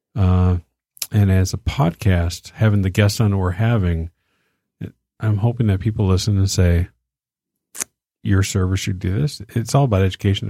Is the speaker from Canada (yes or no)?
no; Detroit, Michigan, United States; we're from Detroit